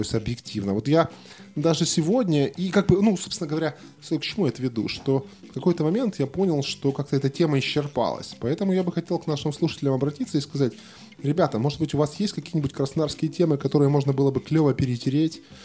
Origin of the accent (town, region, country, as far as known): Krasnodar, Krasnodar Krai, Russia